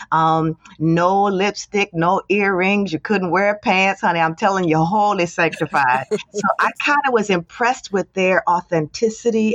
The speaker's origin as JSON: {"language": "English", "town": "Trenton", "region": "New Jersey", "country": "United States", "tie": "born or raised there", "said": "I grew up in Trenton, New Jersey. That's where I was born and raised"}